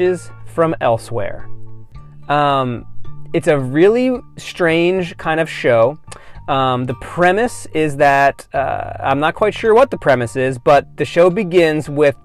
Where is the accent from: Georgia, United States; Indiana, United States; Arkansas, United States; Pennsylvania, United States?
Pennsylvania, United States; outside of Philadelphia; I grew up outside of Philadelphia